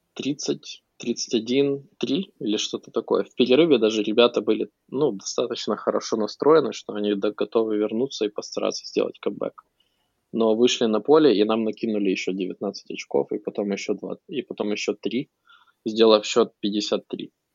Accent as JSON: {"language": "Russian", "country": "Ukraine", "moved": "yes", "lives_now": "United States"}